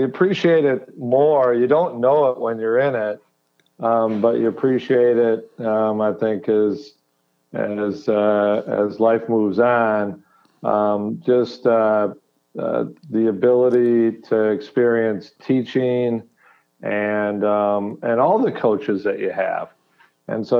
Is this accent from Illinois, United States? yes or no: no; Madison, Wisconsin, United States; moved away as an adult; I grew up in Madison